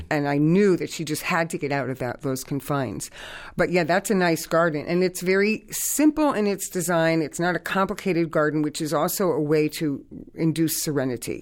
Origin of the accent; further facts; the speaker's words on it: Hartford, Connecticut, United States; I grew up in the North End of Hartford.